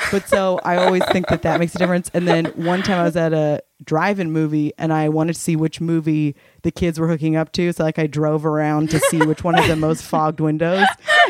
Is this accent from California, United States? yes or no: yes; California, United States; because we're all from California, that it's way more common for us that like you just went to the movies to do that because we didn't have basements.